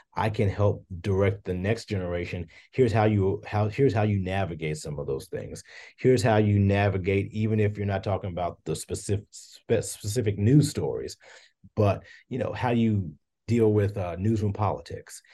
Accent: Hopkinsville, Kentucky, United States; moved away as an adult; now in Bowling Green, United States; I grew up in Hopkinsville, Kentucky, which is in Christian County

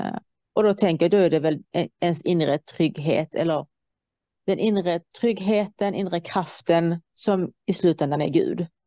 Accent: Iran; now in Sweden; jag kommer från Iran

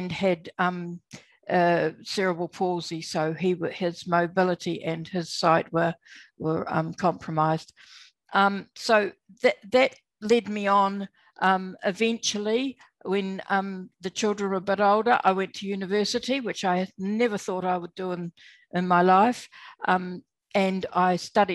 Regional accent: New Zealand; now in Australia; I was born in New Zealand. I'm still a Kiwi.

